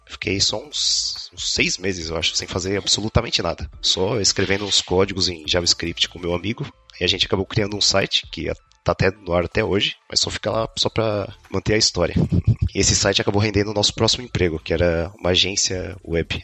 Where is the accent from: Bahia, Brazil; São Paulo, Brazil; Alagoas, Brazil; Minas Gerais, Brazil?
São Paulo, Brazil; moved away as an adult; now in Moscow, Russia; eu nasci em São Paulo, mas minha família toda veio de Minas. E eu sou filho de mãe solteira e passei a minha vida inteira na ZL